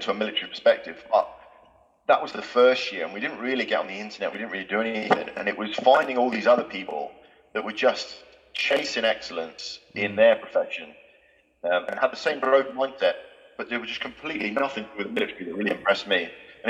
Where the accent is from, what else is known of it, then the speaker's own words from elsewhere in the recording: Galway, Connacht, Ireland; born there; You know, the family I grew up in, I was born in Galway. I think that's probably how we ended up talking. I grew up in an Irish family.